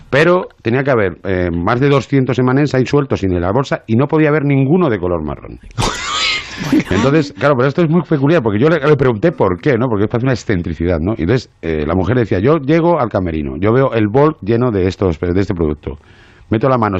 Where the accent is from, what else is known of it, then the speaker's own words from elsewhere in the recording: Madrid, Community of Madrid, Spain; moved away as an adult; also born or lived in Asturias; now in Marbella, Spain; Yo soy de Madrid, que llevo viviendo 22 años en Marbella.